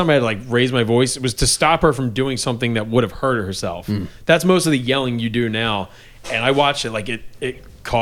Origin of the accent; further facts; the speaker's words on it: Philadelphia, Pennsylvania, United States; I grew up in the Attitude Era and ECW era in Philly